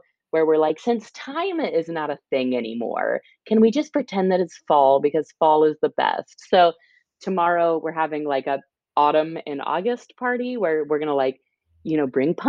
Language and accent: English; Illinois, United States; moved away as an adult; also born or lived in Texas; now in California, United States; I'm a Midwesterner and was born and raised there.